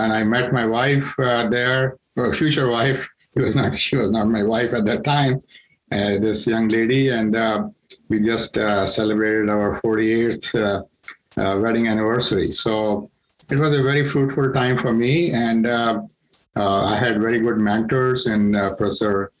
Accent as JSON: {"language": "English", "country": "India", "moved": "yes", "said": "I'm from India"}